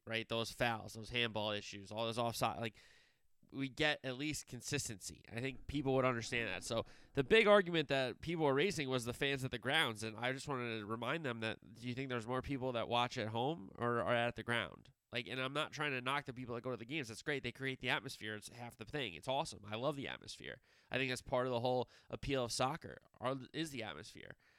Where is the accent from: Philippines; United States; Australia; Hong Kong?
United States; I'm just an American